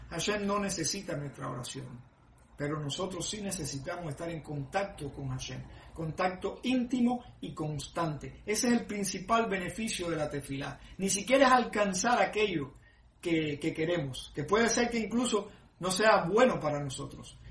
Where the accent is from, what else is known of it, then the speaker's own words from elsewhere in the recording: Cuba; moved away; cuando viví en mi pueblo, en Cuba